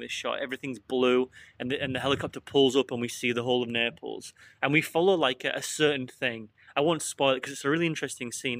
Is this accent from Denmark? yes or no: no; England, United Kingdom; I'm English